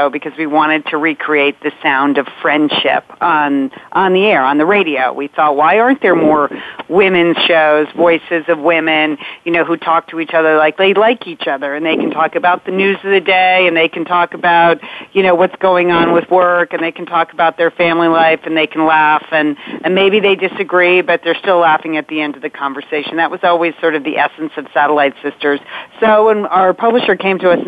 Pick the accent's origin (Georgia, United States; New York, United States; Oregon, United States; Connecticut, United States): Connecticut, United States; We grew up in Connecticut, a big Irish Catholic family